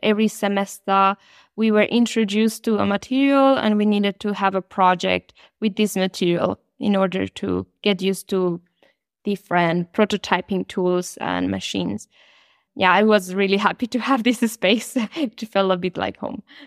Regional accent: Colombia; moved away as an adult; now in Germany; I am originally from Colombia.

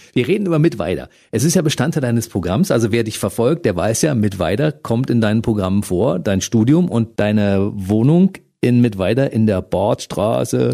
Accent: Berlin, Germany; Ich als Ostberliner weiß, wovon ich da rede. Bei uns war es ja damals wirklich sehr grau

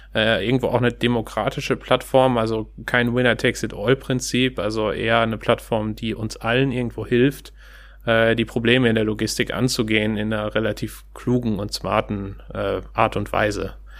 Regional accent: Steinhagen, North Rhine-Westphalia, Germany; moved away as an adult; also born or lived in Kiel / Stuttgart; now in Hamburg, Germany; ursprünglich komme ich aus Steinhagen bei Bielefeld

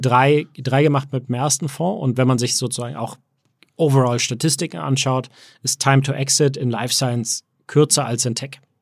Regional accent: Hamburg, Germany; moved away; also born or lived in Berlin / United States; geboren in Hamburg, aber äh, auch also, viel auch in Berlin und ähm, viel auch in den USA

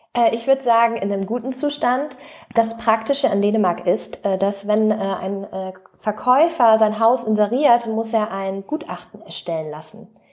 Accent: North Frisia, Schleswig-Holstein, Germany; moved away as an adult; also born or lived in Flensburg; now in Denmark; wir kommen aus der ähm, aus der Nordseeregion, Nordfriesland, also direkt andere Seite. Es ist eigentlich nur die, Grenze, die dänische Grenze entlangfahren von der Ostsee einmal rüber zur Nordsee. Dort kommen wir gebürtig her

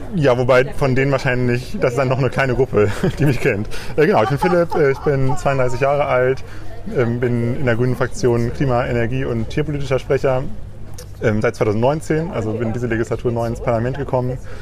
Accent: Leopoldshöhe, North Rhine-Westphalia, Germany; also born or lived in Bielefeld; now in Bremen, Germany; in dem kleinen Dorf oder Ort, in dem ich aufgewachsen bin

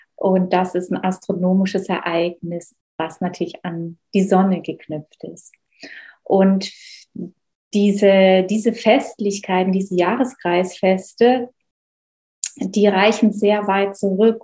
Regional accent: Black Forest, Baden-Württemberg, Germany; ich bin im Schwarzwald groß geworden

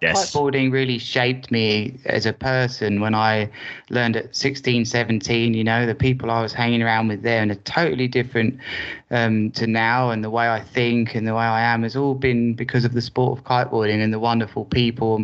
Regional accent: Worthing, South East England, United Kingdom; I've always lived in Worthing as my hometown, which is an hour south of London

